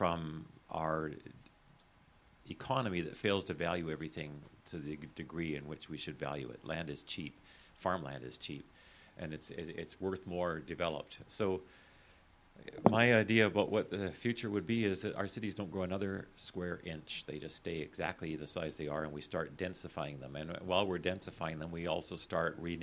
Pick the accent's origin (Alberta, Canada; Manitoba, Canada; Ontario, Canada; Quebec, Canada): Alberta, Canada; Calgary; When I was a kid growing up in Calgary